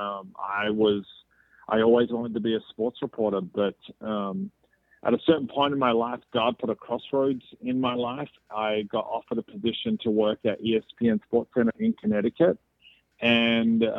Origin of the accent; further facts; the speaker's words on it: Melbourne, Victoria, Australia; moved away as an adult; now in Atlanta, United States; my hometown, what I consider to be my hometown, is Melbourne, Australia. I'm from Australia. I lived in Australia for almost 35, 36 years of the first 36 years of my life